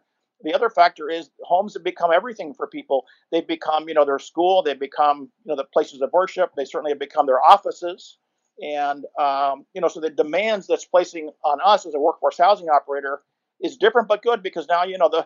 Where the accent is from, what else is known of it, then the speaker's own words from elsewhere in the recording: Miami, Florida, United States; moved away; also born or lived in Ann Arbor; I grew up in Miami, so I know Miami very well